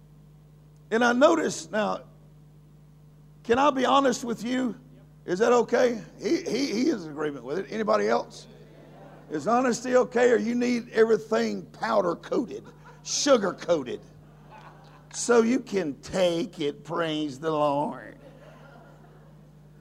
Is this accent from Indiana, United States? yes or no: no; Louisiana, United States; I am a person from Louisiana